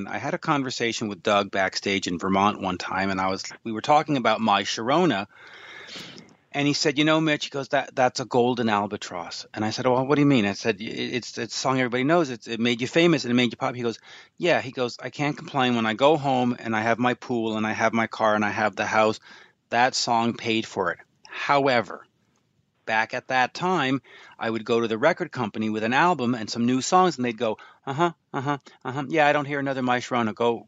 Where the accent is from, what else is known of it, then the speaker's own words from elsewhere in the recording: England, United Kingdom; And I know, I'm English, leave me alone.